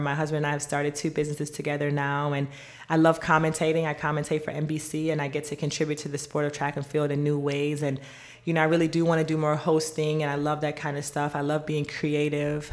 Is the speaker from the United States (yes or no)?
no; Jamaica; moved away; I was born in Jamaica.